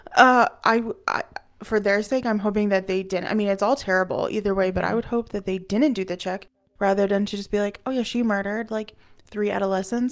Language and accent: English; United States; the white American that I am